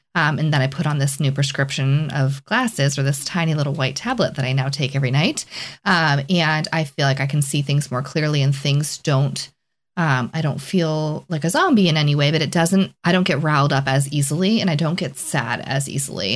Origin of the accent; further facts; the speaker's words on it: Plymouth, Massachusetts, United States; moved away as an adult; I was born and raised in Plymouth, Massachusetts